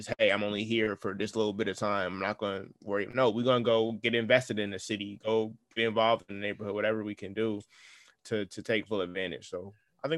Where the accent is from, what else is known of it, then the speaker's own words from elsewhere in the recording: New Haven, Connecticut, United States; I have this dope streetwear brand out of my hometown of New Haven, Connecticut.